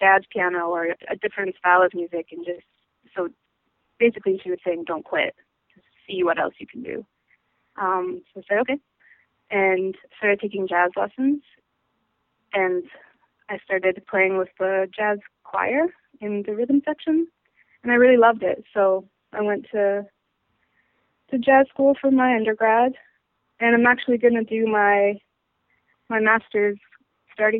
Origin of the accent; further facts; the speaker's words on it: Vancouver, British Columbia, Canada; moved away as an adult; now in New York, United States; I'm from Vancouver, Canada, and in Canada we have something called the Royal Conservatory of Music